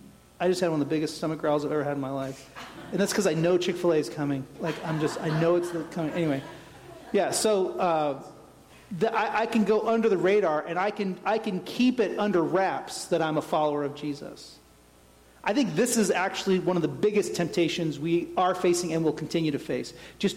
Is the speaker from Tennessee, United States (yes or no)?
yes; Tennessee, United States; born there; That's my homeland. I was born in Tennessee. I'm going back.